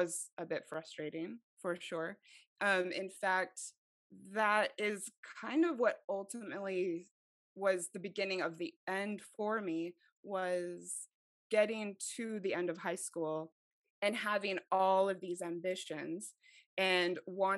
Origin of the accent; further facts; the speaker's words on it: Mesa, Arizona, United States; also born or lived in Idaho; I was raised in Arizona